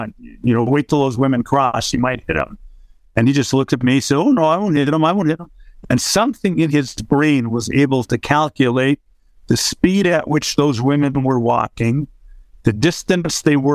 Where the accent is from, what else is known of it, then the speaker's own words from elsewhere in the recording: Toronto, Ontario, Canada; the club I grew up at in Toronto